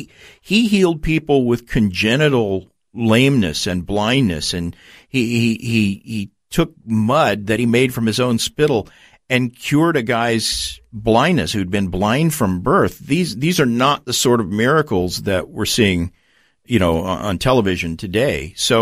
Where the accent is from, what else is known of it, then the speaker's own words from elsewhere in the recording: Tulsa, Oklahoma, United States; I grew up with in Tulsa, Oklahoma, which is sort of the, you know, that's Oral Roberts University, a lot of faith healers there.